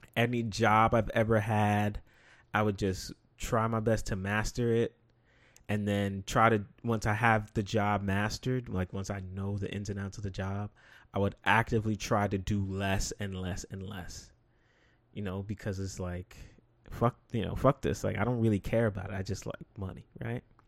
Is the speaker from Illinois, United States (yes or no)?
no; New York City, New York, United States; to be from the Bronx